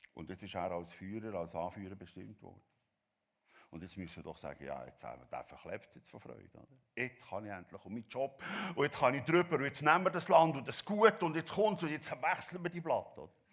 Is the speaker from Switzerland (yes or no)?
yes; Switzerland; als Schweizer